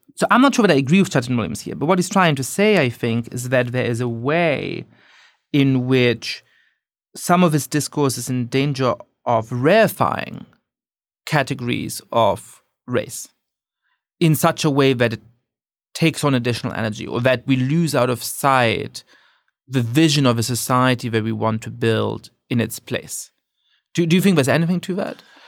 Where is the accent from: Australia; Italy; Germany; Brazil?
Germany; now in United States; I grew up Jewish in Germany